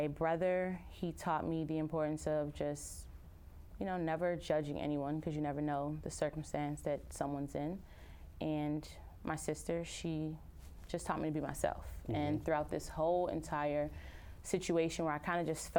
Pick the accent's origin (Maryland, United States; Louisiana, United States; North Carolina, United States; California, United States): Maryland, United States; Upper Marlboro; I am a Nigerian American, born and raised in Upper Marlboro, Maryland